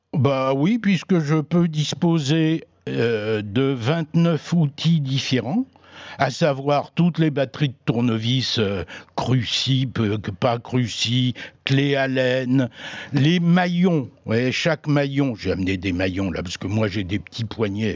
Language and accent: French; Brittany, France; chez moi en Bretagne